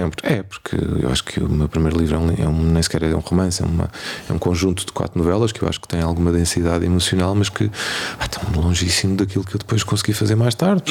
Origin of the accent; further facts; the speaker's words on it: Portugal; nós somos portugueses